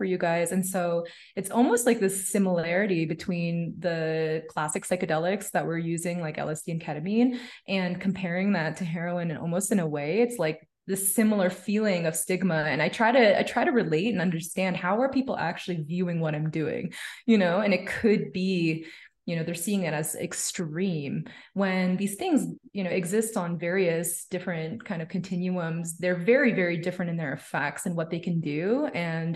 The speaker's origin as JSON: {"language": "English", "town": "Toronto", "region": "Ontario", "country": "Canada", "moved": "yes", "lives_now": "Mexico City, Mexico", "said": "I'm from Canada"}